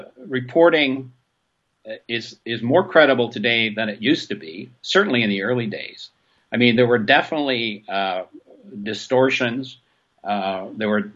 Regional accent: Waterloo, Quebec, Canada; moved away; I went back to my hometown in Waterloo

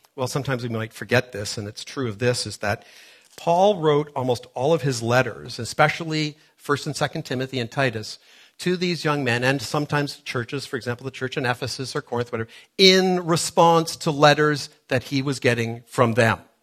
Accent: Toronto, Ontario, Canada; moved away; growing up in Toronto, which is where I grew up many years ago

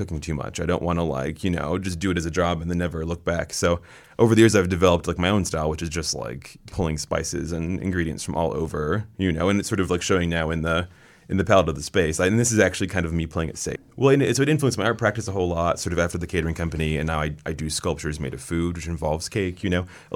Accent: West Lafayette, Indiana, United States; I grew up in West Lafayette, more or less, like a college town

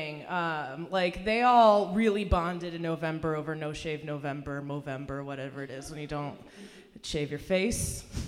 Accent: Hartford, Connecticut, United States; English is a second language; also born or lived in Iran; I actually grew up in Hartford, Connecticut, in the state capital

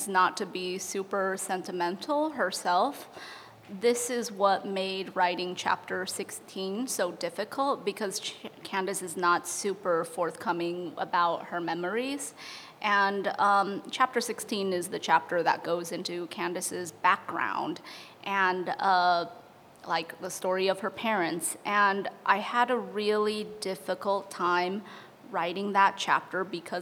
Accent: Chicago, Illinois, United States; as a Chicagoan.

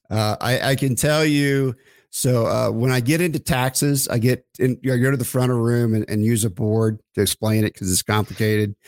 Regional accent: Oklahoma, United States; I grew up in Oklahoma

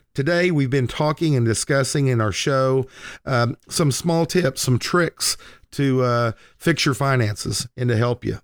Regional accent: Lindsay, Oklahoma, United States; moved away as an adult; now in Oklahoma City, United States; I moved to the Oklahoma City metro area, uh, away from my hometown of Lindsay, Oklahoma

